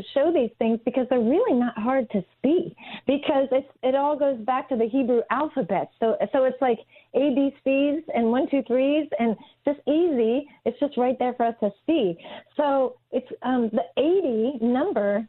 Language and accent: English; East Coast, United States; growing up on the East Coast